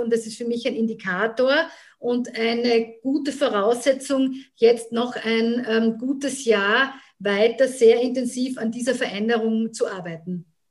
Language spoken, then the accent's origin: German; Graz, Styria, Austria; ich bin gebürtige Grazerin und ähm, habe immer in Graz mit Unterbrechungen gelebt